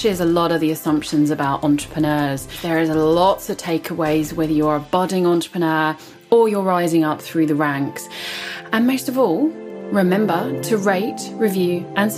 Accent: United Kingdom

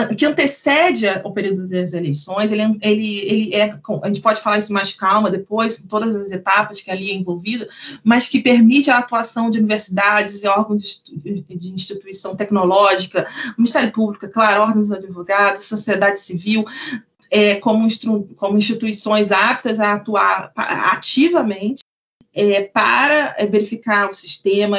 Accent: Rio de Janeiro, Brazil; eu sou do Rio de Janeiro

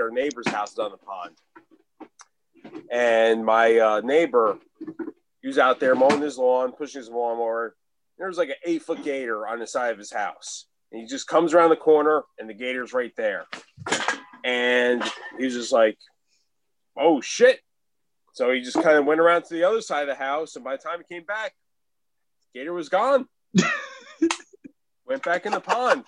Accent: New Jersey, United States; now in Florida, United States; I live in Florida now. I'm from Jersey, but I live in Florida now.

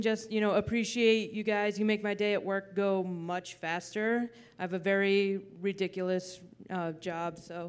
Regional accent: New York, United States; I'm from New York.

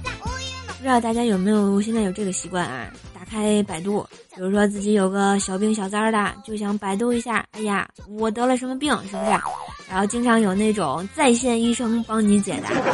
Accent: Tianjin, China; moved away; 我是天津的嘛，我就不认识东南西北啊

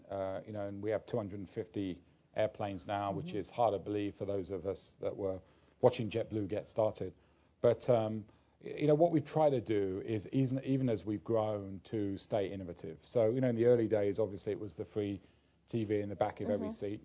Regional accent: London, United Kingdom; I grew up in London

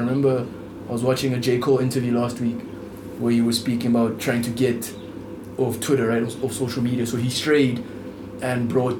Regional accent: South Africa; as a South African market

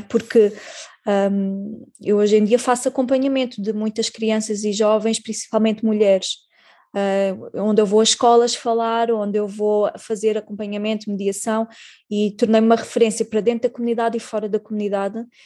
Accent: Portugal; somos portugueses

